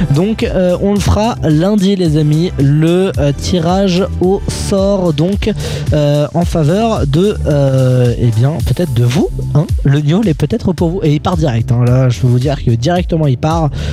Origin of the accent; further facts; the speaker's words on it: Germany; je suis allemand